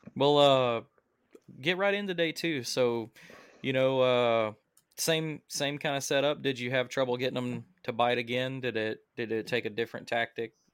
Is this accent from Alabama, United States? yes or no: yes; Alabama, United States; I'm from Alabama.